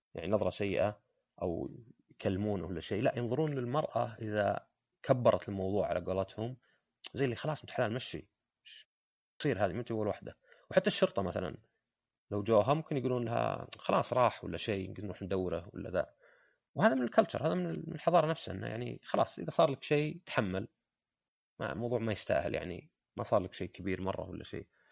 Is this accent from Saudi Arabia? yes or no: yes; Saudi Arabia; عندنا في السعودية